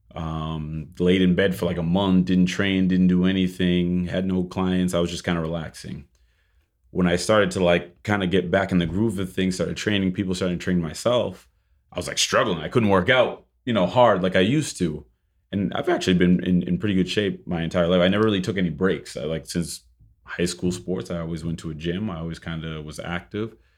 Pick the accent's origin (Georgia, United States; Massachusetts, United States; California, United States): Massachusetts, United States; Boston; moved away as an adult; now in Miami, United States; originally I'm from Boston, Massachusetts.